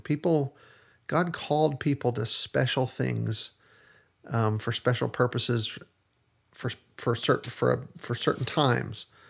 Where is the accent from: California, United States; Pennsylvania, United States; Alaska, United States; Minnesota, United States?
Pennsylvania, United States; also born or lived in Texas; now in Middle Tennessee, United States; I grew up in Pennsylvania